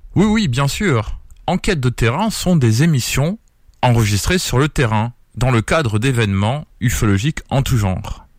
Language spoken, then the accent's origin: French; Perpignan, Occitania, France; je suis de Perpignan, en pays catalan ou dans le sud de la France